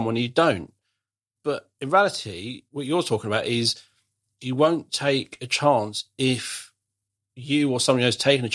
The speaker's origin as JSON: {"language": "English", "town": "Croydon", "region": "London", "country": "United Kingdom", "tie": "born or raised there", "said": "I grew up in Croydon, lovely, lovely Croydon."}